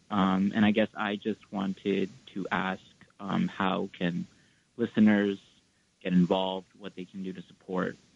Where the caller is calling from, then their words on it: New York City, New York, United States; he, him pronouns. I'm calling from Sunset Park.